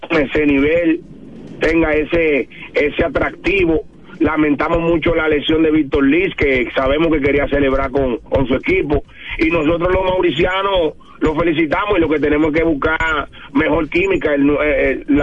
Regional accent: Dominican Republic; para nosotros como dominicanos

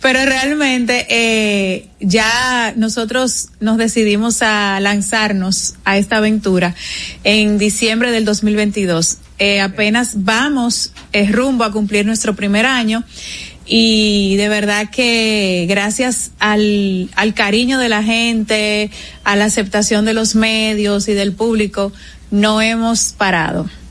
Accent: Dominican Republic; es lo que nos identifica como, como, como dominicanos

